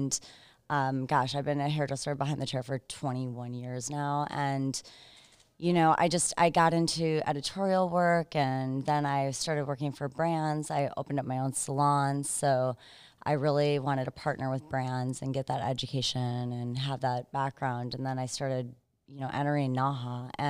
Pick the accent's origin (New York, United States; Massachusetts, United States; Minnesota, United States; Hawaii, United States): Minnesota, United States; Minneapolis; now in South Carolina, United States; Originally from Minneapolis, Minnesota. I live in South Carolina right now though.